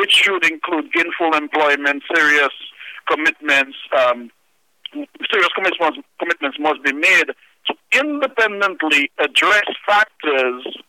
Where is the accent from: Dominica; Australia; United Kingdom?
Dominica; Trafalgar; I'm from Trafalgar